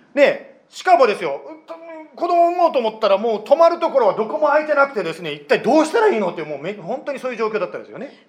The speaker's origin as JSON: {"language": "Japanese", "country": "Japan", "tie": "born or raised there", "said": "私は日本で生まれて日本で育ったもの"}